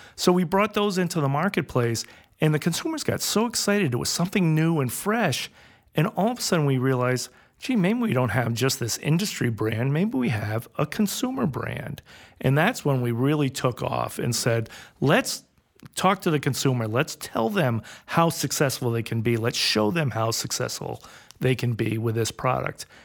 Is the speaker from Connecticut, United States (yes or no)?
yes; Westport, Connecticut, United States; moved away; also born or lived in New Hampshire; I grew up in Fairfield in Westport, Connecticut, and we were one of the last farmers in that area.